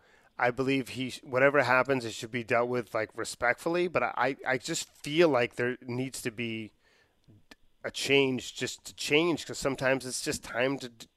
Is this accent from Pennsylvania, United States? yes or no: no; Boston, Massachusetts, United States; I grew up in the Boston area.